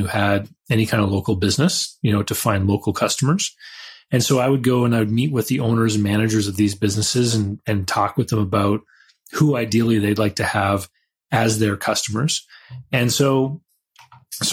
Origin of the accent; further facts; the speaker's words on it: Canada; I had all those childhood businesses like mowing people's lawns, and I'm from Canada